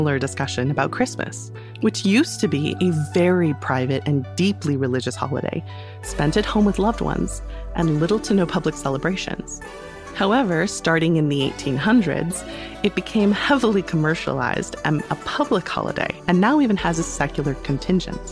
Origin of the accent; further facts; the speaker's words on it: United States; As an American who attended school in the 90s and aughts